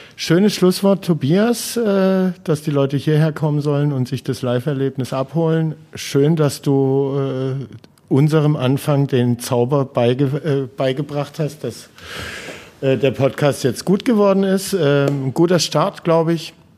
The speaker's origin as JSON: {"language": "German", "town": "Heilbronn", "region": "Baden-Württemberg", "country": "Germany", "tie": "born or raised there", "also_born_or_lived": "Schwäbisch Hall", "said": "ich habe in der Jugend nur beim VfR Heilbronn Nur gespielt."}